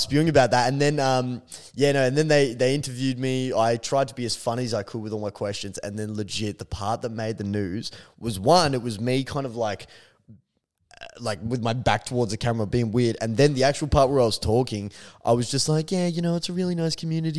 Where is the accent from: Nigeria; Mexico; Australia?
Australia; Melbourne, Victoria; we're from Melbourne.